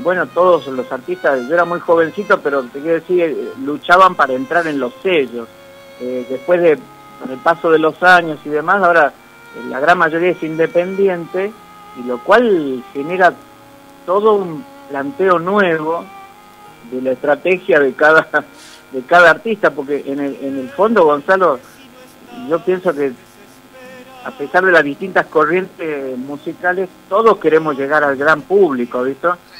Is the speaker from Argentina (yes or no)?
yes; Concepción, Argentina; Yo soy de Concepción